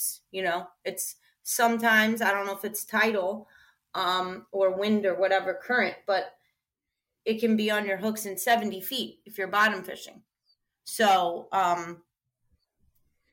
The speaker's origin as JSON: {"language": "English", "town": "Avalon", "region": "New Jersey", "country": "United States", "tie": "born or raised there", "said": "I grew up in Avalon, New Jersey, near Cape May"}